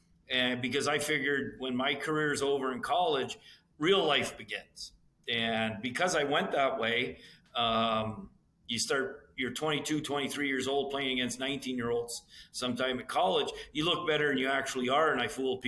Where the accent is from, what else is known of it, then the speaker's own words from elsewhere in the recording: Montreal, Quebec, Canada; now in Boston, United States; growing up in Montreal, I was a Habs fan.